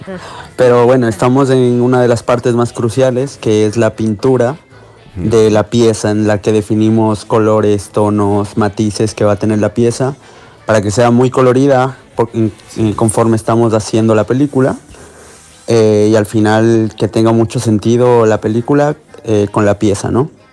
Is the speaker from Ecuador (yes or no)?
yes; Ecuador; moved away as an adult; now in Barcelona, Spain